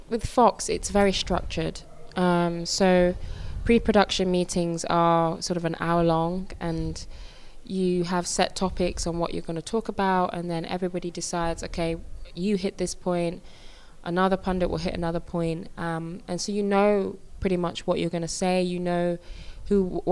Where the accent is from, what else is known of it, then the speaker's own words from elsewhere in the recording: England, United Kingdom; me as a British Nigerian football player